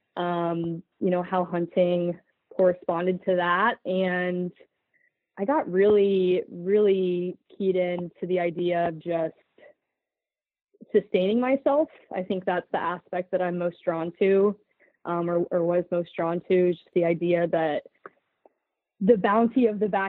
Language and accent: English; Northeast Ohio, United States; moved away as an adult; also born or lived in Rochester, New York / Jackson Hole, Wyoming; now in Portland, United States; I'm from Northeast Ohio